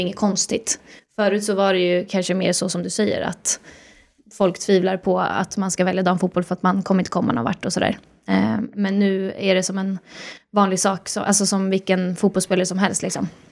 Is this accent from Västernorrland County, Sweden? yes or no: no; Sollentuna, Stockholm County, Sweden; jag kommer ju från Sollentuna